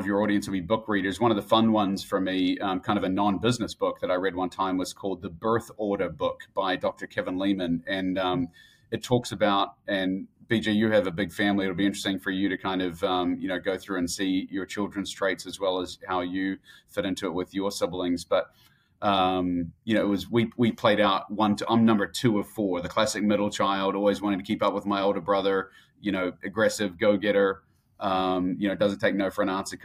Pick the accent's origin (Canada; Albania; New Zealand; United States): New Zealand; Auckland; moved away; also born or lived in Christchurch, New Zealand; Born and raised in New Zealand, born in Christchurch in the South Island. And then at the age of eight, moved up to Auckland, which is the big city.